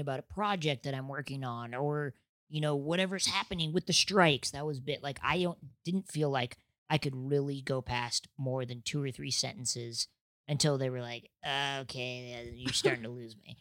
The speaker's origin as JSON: {"language": "English", "region": "Nebraska", "country": "United States", "moved": "yes", "lives_now": "Los Angeles, United States", "said": "I'm from Nebraska"}